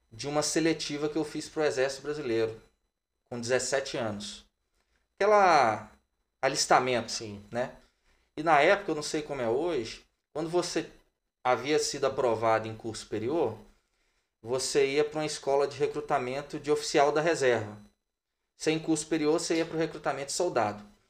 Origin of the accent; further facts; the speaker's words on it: Juiz de Fora, Minas Gerais, Brazil; moved away as an adult; now in Belo Horizonte, Brazil; eu sou de Juiz de Fora, natural de Juiz de Fora, eu vim para Belo Horizonte no ano de 2006, mas toda a minha infância, adolescência foi em Juiz de Fora.